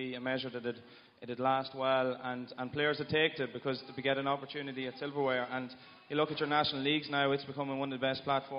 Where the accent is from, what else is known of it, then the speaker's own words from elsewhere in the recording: Ireland; maybe being Irish, we're all just always used to, we don't want change.